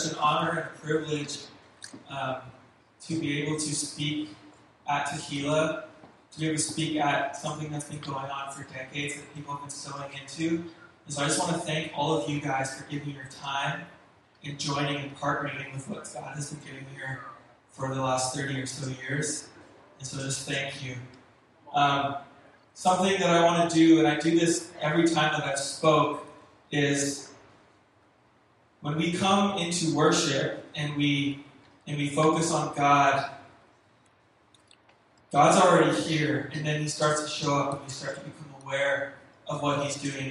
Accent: Richmond, British Columbia, Canada; moved away; also born or lived in California; I'm from Vancouver. I grew up in Richmond. I lived there my whole life

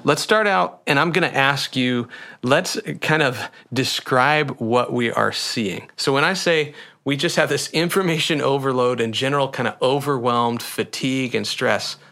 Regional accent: Sheldon, Iowa, United States; my hometown of kinda Sheldon Slater area

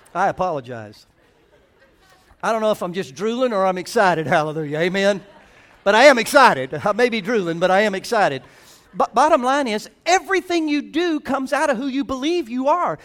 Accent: the South, United States; I'm from the South

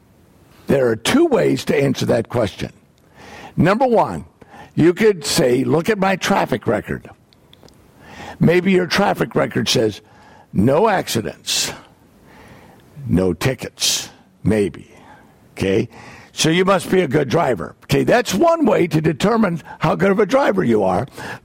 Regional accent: United States; I am from the United States

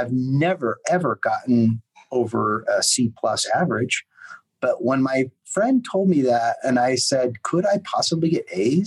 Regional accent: United States; moved away as an adult; also born or lived in Europe; an American expat living in Europe

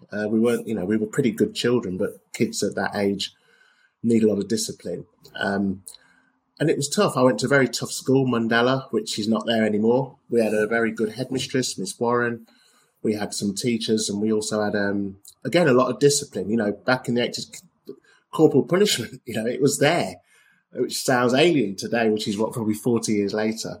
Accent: Leicester, East Midlands, United Kingdom; where I grew up in Leicester, we're Indian, white, black.

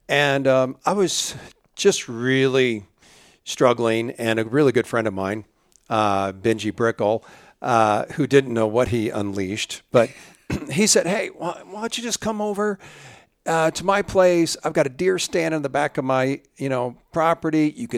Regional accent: Illinois, United States; I grew up in Central Illinois, and our family enjoyed the outdoors, and we went hunting, mostly small game, not too much big game hunting. Of course, I grew up in the 60s and the 70s.

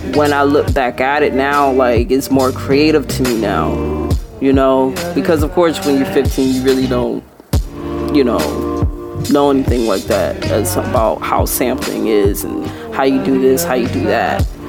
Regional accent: Clearwater, Florida, United States; I was born and raised in Clearwater, Florida

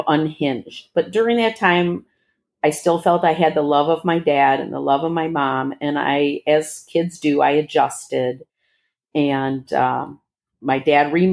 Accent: Bloomfield Hills, Michigan, United States; also born or lived in Detroit, Michigan / Dearborn, Michigan; I was born in Detroit, but in Dearborn, shortly thereafter moved to Bloomfield Hills, Michigan

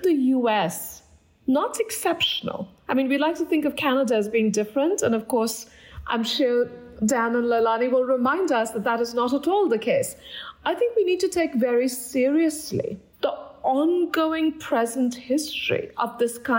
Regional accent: Kolkata, West Bengal, India; moved away; I grew up in Kolkata, India

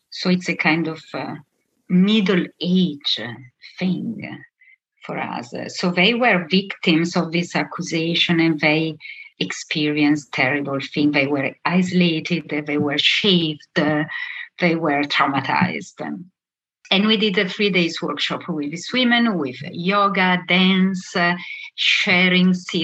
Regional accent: Milan, Lombardy, Italy; moved away as an adult; also born or lived in Venezuela; I come from Milan

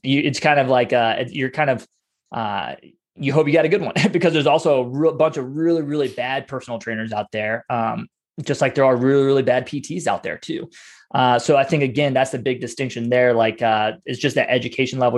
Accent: Ohio, United States; I'm raised in a small town up in Ohio

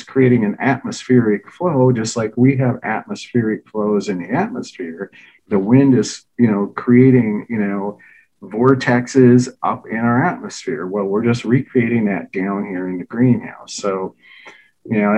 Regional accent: Baldwin, Wisconsin, United States; we were raised in Baldwin, Wisconsin, which is, outside of St. Paul, about 30 miles

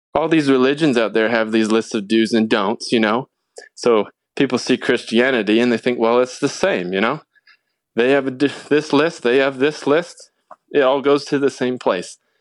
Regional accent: Portland, Oregon, United States; also born or lived in California; when I was about nine years old, my family of five, we moved up to Portland, Oregon

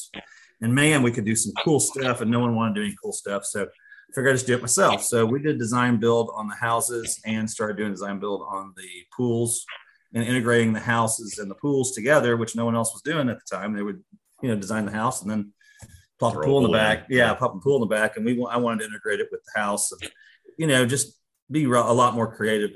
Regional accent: Texas, United States; moved away; also born or lived in Kansas; I grew up in Texas

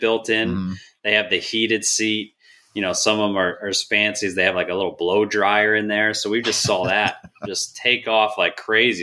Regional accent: New Jersey, United States; moved away as an adult; now in Texas, United States; And then we moved up to New Jersey. So I grew up there

